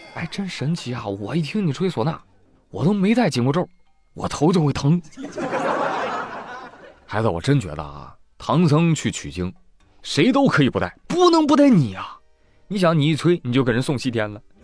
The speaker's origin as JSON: {"language": "Chinese", "country": "China", "said": "对于我们中国人"}